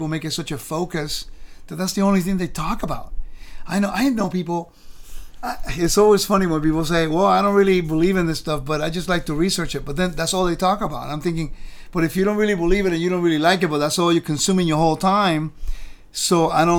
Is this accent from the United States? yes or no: yes; California, United States; also born or lived in Puerto Rico; Understand where I'm from Puerto Rico. small little island in the Caribbean. Grew up in California.